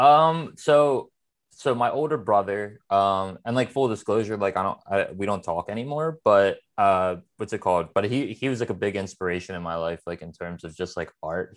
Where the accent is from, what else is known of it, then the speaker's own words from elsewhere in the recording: Philadelphia, Pennsylvania, United States; I'm born and raised in Philadelphia, uh, a, a part of the city, like, northeast Philadelphia